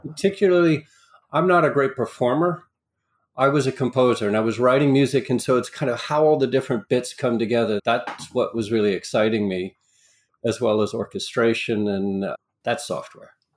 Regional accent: New York area, United States; also born or lived in Long Island / Rockland County; I grew up in the New York area for the most part, New York City, Long Island, uh, Rockland County

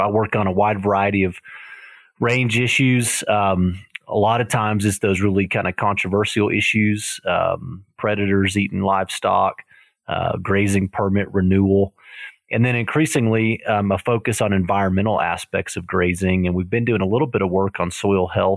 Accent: Texas, United States; I'm originally from Texas

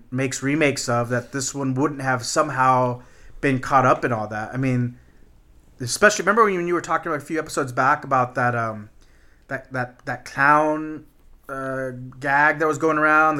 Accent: Texas, United States; No, man, I'm just from Texas.

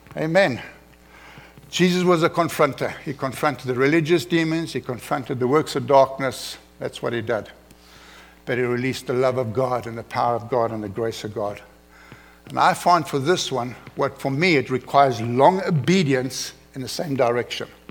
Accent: South Africa; moved away as an adult; now in United States; I'm an uneducated African. I come from South Africa. I barely passed grade 12

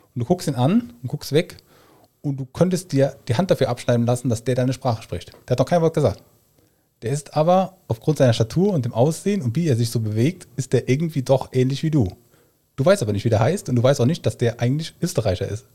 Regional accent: Germany; moved away as an adult; also born or lived in Hamburg / Australia; ich bin Koch, ich bin Deutscher

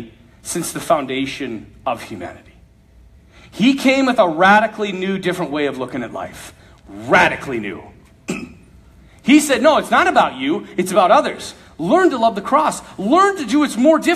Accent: Bismarck, North Dakota, United States; Bismarck, North Dakota, where I'm from

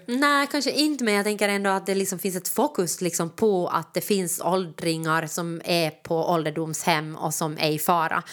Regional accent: Jakobstad, Ostrobothnia, Finland; now in Helsinki, Finland; jag kommer ju från Österbotten, så det är ju ja. liksom, eller Jakobstad

